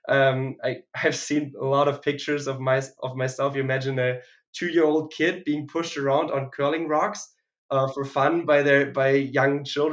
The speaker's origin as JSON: {"language": "English", "town": "Rastatt", "region": "Baden-Württemberg", "country": "Germany", "tie": "born or raised there", "also_born_or_lived": "Winnipeg", "said": "I'm from Rastatt, which is a city in close to the French border in Germany, like southwest"}